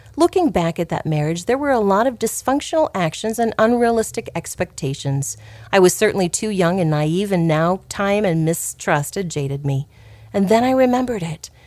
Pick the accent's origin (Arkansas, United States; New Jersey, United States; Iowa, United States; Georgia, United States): Iowa, United States; Clarinda; our church in my hometown of Clarinda